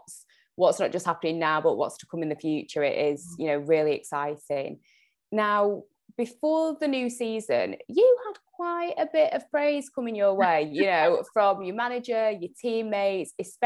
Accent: Jamaica; One signing that I personally, being Jamaican, I was buzzing to see Khadija Shaw had signed

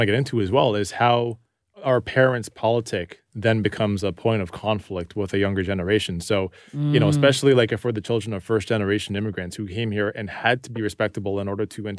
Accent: Toronto, Ontario, Canada; I grew up in Rexdale

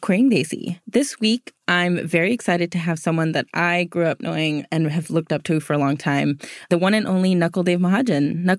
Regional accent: California, United States; I grew up in Southern California, so I knew you long before.

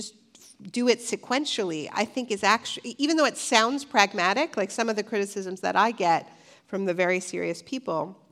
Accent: Ontario, Canada; I'm from Ontario, Canada

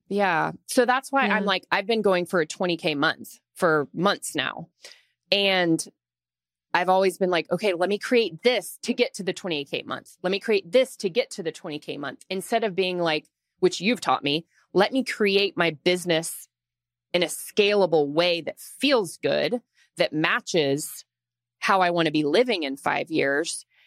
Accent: Austin, Texas, United States; now in Dallas, United States; I'm from Austin originally, so we've been here in Dallas for like 6 years.

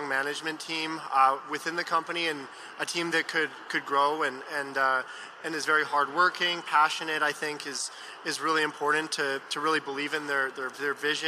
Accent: Vancouver, British Columbia, Canada; moved away as an adult; now in California, United States; I was born and raised in Vancouver, Canada, and then moved to California about 5 years ago.

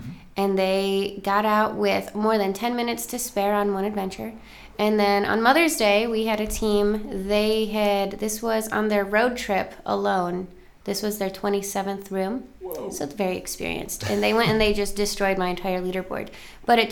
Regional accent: Buffalo, New York, United States; moved away as an adult; now in Seattle, United States; I'm from Buffalo, New York

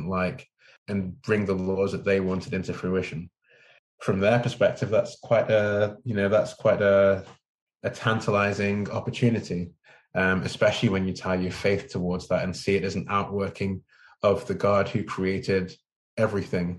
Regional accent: Manchester, North West England, United Kingdom; moved away as an adult; now in California, United States; I grew up in Manchester in England.

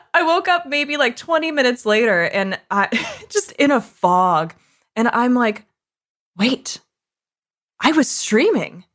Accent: Canada; I'm Canadian

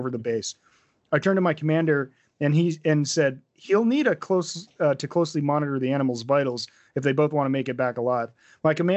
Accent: New Hampshire, United States; how I was raised in New Hampshire

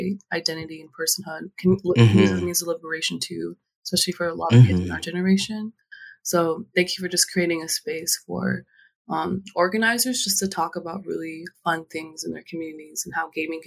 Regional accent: Anchorage, Alaska, United States; moved away as an adult; So my family is originally from Kalgoorlie, Alaska, but I grew up in Anchorage, one of the biggest cities there.

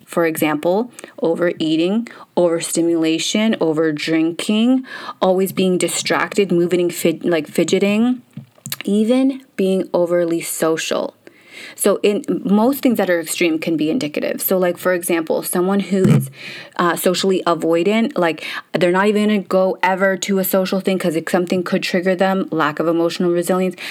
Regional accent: Canada; English is a second language; So I couldn't speak English, moved to Canada.

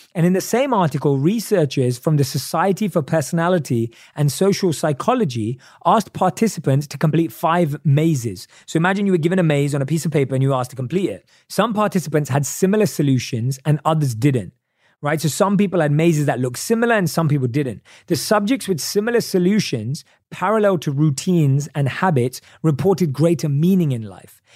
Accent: United Kingdom; accent: British English; my British English accent

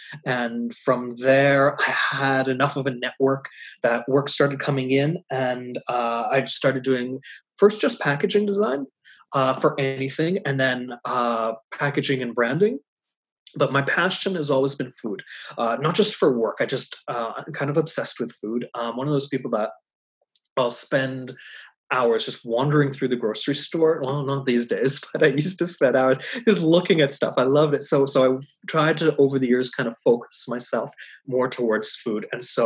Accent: Halifax, Nova Scotia, Canada; moved away as an adult; also born or lived in Montreal; I had to move back to my hometown here, Halifax

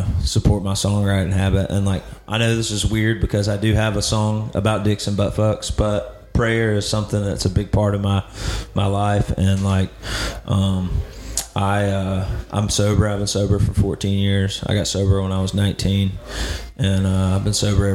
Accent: Alabama, United States; I grew up in Alabama

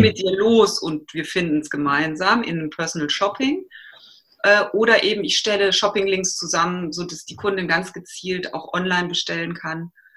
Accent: Aachen, North Rhine-Westphalia, Germany; moved away; Ich komme ursprünglich aus Aachen

